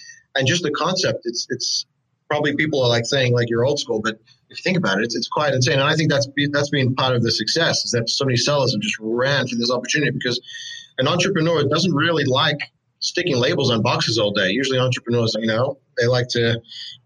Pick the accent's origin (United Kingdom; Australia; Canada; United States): Australia; moved away as an adult; I'm actually from Australia. I don't know if you could pick it up in my accent. I've been here for a few years now, but I came from Australia